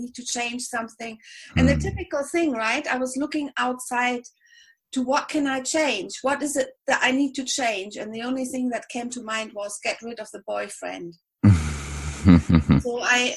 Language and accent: English; Berlin, Germany; English is a second language; moved away as an adult; now in Spain; I'm German. I'm from Berlin